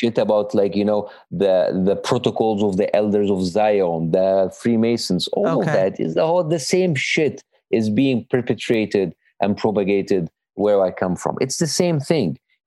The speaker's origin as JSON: {"language": "English", "country": "Egypt", "second_language": "English", "moved": "as an adult", "lives_now": "United States", "said": "I am Egyptian American"}